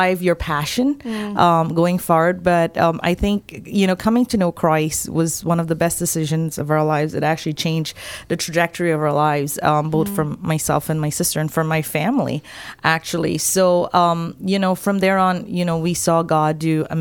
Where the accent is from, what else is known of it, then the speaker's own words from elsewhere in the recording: Guyana; I grew up in Guyana, which is the only English-speaking country in South America. I grew up in a very small village